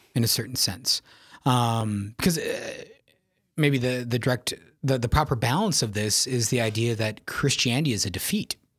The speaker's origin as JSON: {"language": "English", "town": "Yankton", "region": "South Dakota", "country": "United States", "tie": "born or raised there", "said": "I'm uh, originally from South Dakota, born and raised in Yankton, South Dakota"}